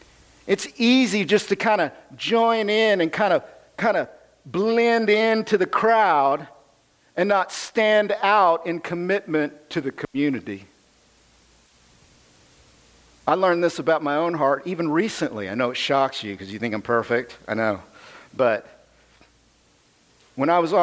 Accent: United States; I'm American

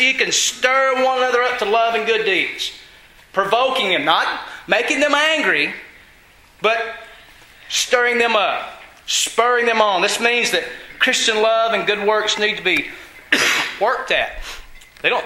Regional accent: Georgia, United States; I'm from Georgia

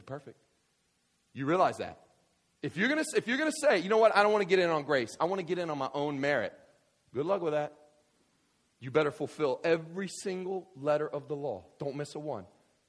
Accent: Kentucky, United States; So I grew up in West Kentucky, and there were these people, we would have, people took church real serious, okay?

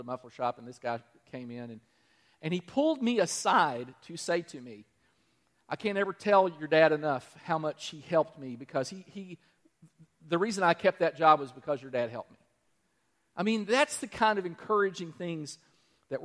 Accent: Danville, Kentucky, United States; Danville, my hometown.

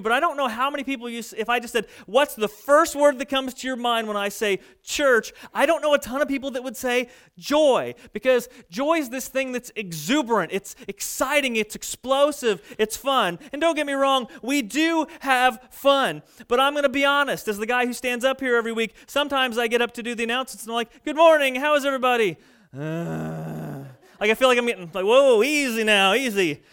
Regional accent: Fairfield, United States; my hometown of Fairfield

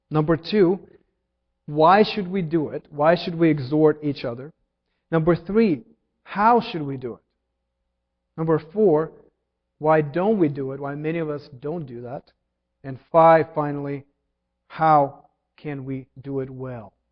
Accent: Ukraine; English is a second language; When I was learning to drive, um, I came from Ukraine, married Jillian without a license

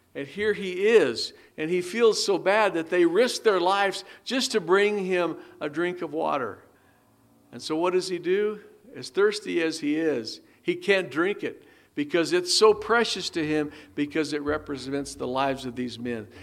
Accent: United States; as American citizens of this great country

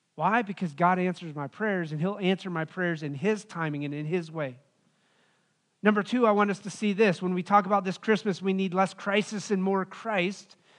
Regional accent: Wyoming, United States; moved away; growing up in Wyoming, living out there

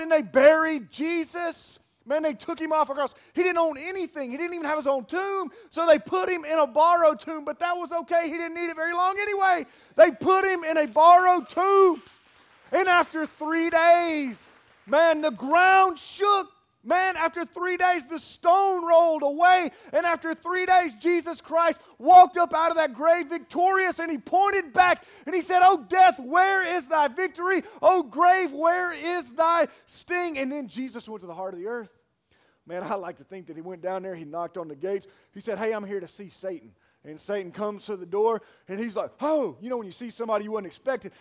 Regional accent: Pearl, United States; I'm from Pearl

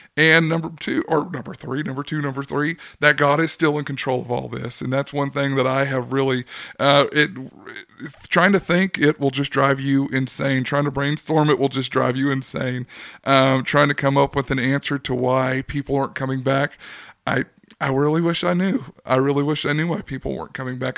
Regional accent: California, United States; also born or lived in Oklahoma; now in Arkansas, United States; growing up in California

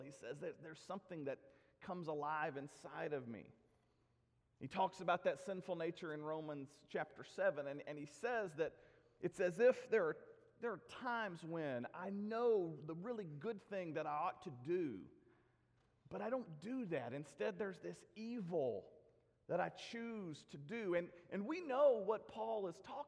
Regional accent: Nashville, Tennessee, United States; I was delivered by Dr. Horace Estes in Donelson, Tennessee, in Davidson County

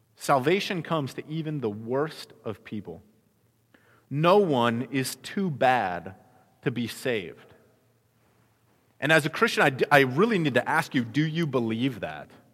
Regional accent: Midwest, United States; now in Arizona, United States; I grew up in the Midwest

